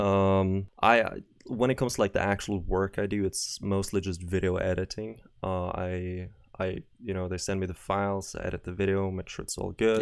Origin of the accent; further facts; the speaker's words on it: Norway; I'm not from America, I'm from, from Norway.